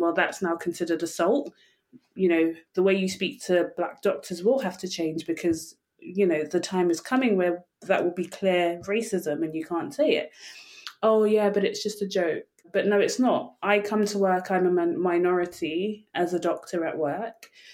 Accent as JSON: {"language": "English", "region": "England", "country": "United Kingdom", "said": "I'm from England"}